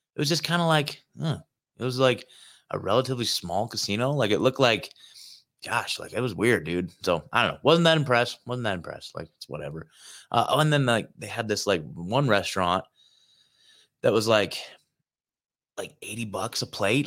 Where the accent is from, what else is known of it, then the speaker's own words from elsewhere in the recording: Portland, Oregon, United States; moved away as an adult; also born or lived in Eugene, Oregon; I was born in Portland. I've spent, I've lived my entire life in Oregon, man. Oregon has always been home to me. I'm an Oregon native.